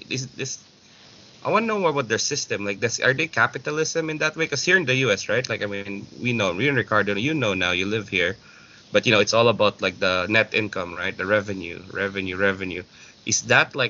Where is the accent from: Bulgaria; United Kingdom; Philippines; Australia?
Philippines; moved away; as a Filipino